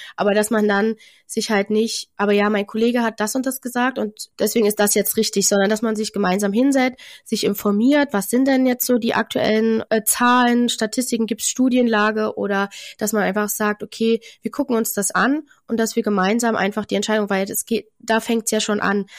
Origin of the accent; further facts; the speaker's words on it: Germany; Bei uns in Deutschland